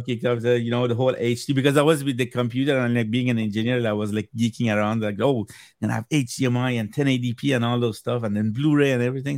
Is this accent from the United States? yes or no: no; Iran; first language Persian; English is a second language; moved away; I'm originally from Iran, so where, when I was growing up back home